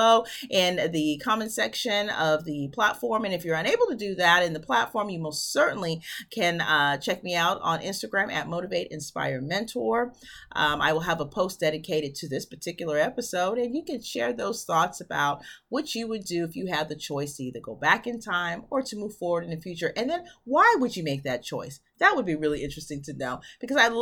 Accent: United States; moved away; I'm originally from New York

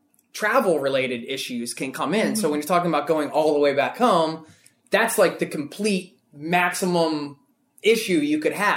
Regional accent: Pennsylvania, United States; so I'm off from Pennsylvania, and I think there's something with Philadelphia, and just this

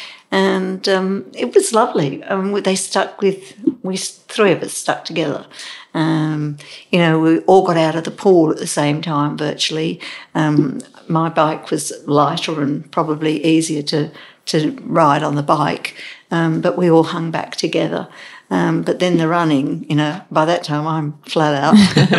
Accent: Derby, East Midlands, United Kingdom; Being English, a lot of people don't swim, but my father sort of threw us in and said, "Swim." We lived in Derby, where Matlock Bath is around, and we'd go up there.

